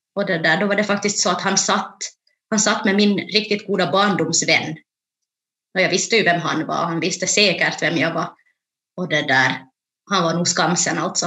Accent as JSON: {"language": "Swedish", "town": "Jakobstad", "region": "Ostrobothnia", "country": "Finland", "tie": "born or raised there", "also_born_or_lived": "Ethiopia", "moved": "as an adult", "lives_now": "Turku, Finland", "said": "då kom jag till Jakobstad där jag är uppvuxen"}